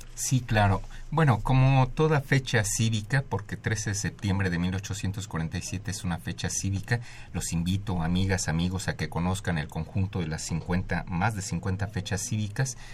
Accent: Mexico; a nosotros como mexicanas y mexicanos pues nos pertenecen porque, porque están aquí en esta tierra donde nacimos

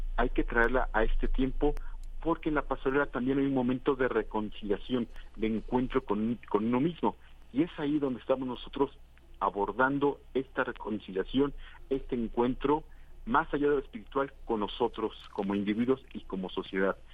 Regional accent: Mexico; nos da identidad como mexicanos

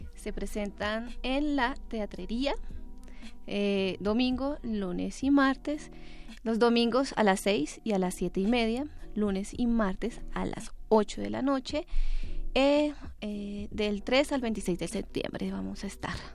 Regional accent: Colombia; moved away; Yo soy colombiana

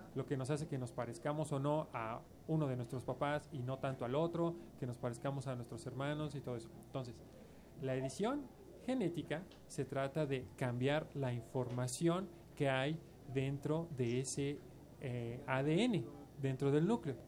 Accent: Mexico; somos los mexicanos

